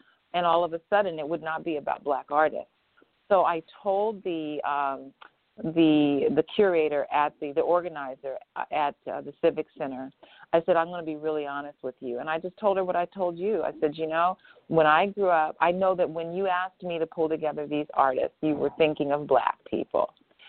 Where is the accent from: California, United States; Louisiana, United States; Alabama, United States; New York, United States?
California, United States; Marin City; the community that I grew up in Marin City, was literally 99% Black.